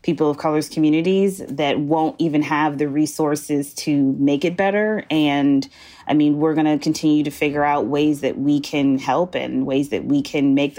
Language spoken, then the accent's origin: English; Wisconsin, United States; Like even in my hometown, I'm from Wisconsin